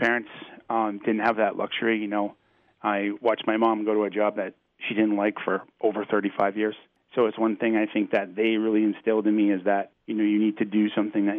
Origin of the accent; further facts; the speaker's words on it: Chesterville, Maine, United States; moved away as an adult; now in Pennsylvania, United States; I was born in a little town called Chesterville.